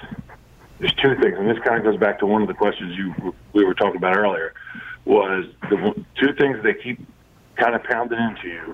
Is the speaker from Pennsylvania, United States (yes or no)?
yes; Ridley Park, Pennsylvania, United States